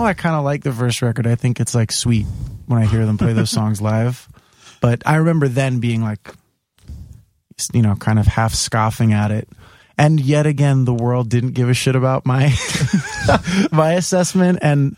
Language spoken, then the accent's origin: English; New York City, New York, United States; also born or lived in Staten Island; I grew up in Bay Ridge, and then when I was 11, we moved to Staten Island